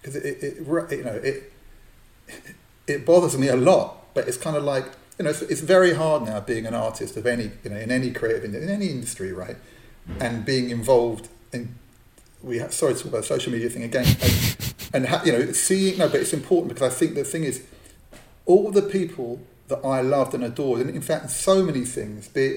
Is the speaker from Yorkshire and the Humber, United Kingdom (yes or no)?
no; London, United Kingdom; I grew up in Northwest London, Jewish community.